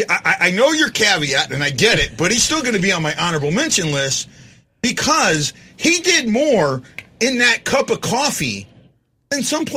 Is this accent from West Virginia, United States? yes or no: no; St. Louis, Missouri, United States; moved away as an adult; now in Hawaii, United States; I was born and raised in St. Louis in a suburb about 25 miles from downtown, but I ended up going to high school downtown.